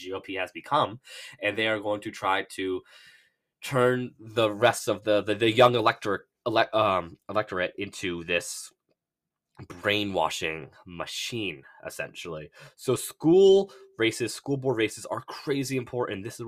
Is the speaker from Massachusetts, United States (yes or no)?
yes; Bedford, Massachusetts, United States; I'm from Bedford, Mass